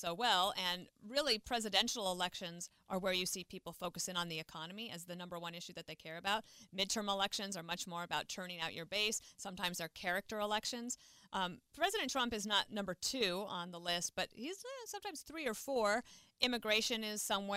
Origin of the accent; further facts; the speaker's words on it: Wyoming, United States; moved away; also born or lived in Colorado, United States; I grew up in Wyoming and Colorado, where it's sunshine but like cold often